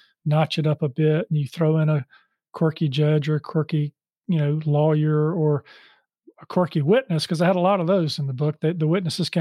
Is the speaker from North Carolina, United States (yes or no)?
yes; Charlotte, North Carolina, United States; I grew up in Charlotte and I went to school here